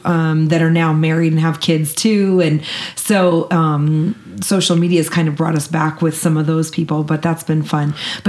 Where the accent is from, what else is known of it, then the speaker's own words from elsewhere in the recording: Chicago, Illinois, United States; moved away as an adult; also born or lived in Joplin, Missouri / Oregon; I grew up in Chicago area my entire life.